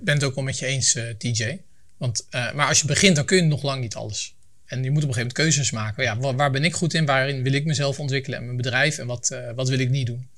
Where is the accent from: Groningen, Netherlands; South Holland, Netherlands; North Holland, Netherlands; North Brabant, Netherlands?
South Holland, Netherlands; Leiden; now in Voorschoten, Netherlands; Ik kom uit Leiden, woon in Voorschoten